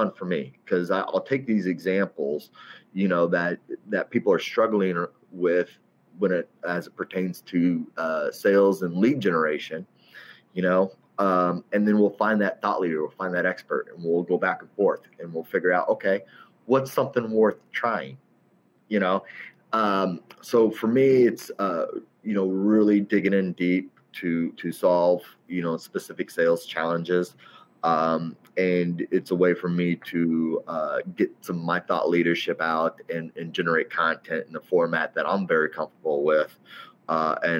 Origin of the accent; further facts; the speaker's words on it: Centralia, Illinois, United States; moved away as an adult; also born or lived in Charleston, Illinois / Naperville, Illinois / Chicago, Illinois; now in Chicago suburbs, United States; I'm originally from Southern Illinois, Centralia, about 45 miles east of St. Louis